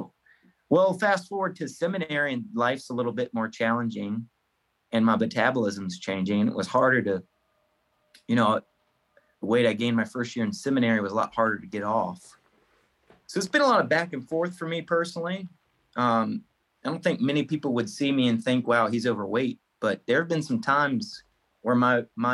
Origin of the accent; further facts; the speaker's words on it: Farmville, Virginia, United States; now in Virginia Beach, United States; I'm originally from Farmville, Virginia, but I call Virginia Beach home now